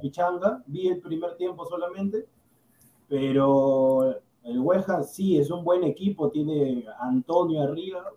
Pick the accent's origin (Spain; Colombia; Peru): Peru; Yo en verdad soy peruano